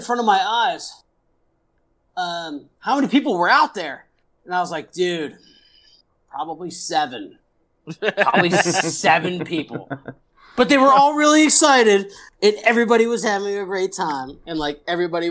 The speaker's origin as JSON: {"language": "English", "town": "Pittsburgh", "region": "Pennsylvania", "country": "United States", "said": "I'm from Pittsburgh"}